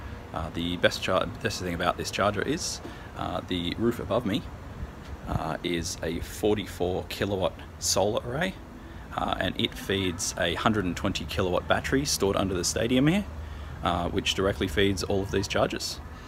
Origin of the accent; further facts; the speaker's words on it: Newcastle, New South Wales, Australia; I'm here in my hometown of Newcastle, Australia, and the city council has just installed 5 electric vehicle charging bays